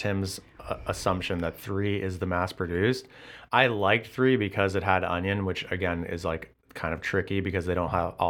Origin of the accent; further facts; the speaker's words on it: West Coast, United States; now in Chicago, United States; growing up where I grew up on the West Coast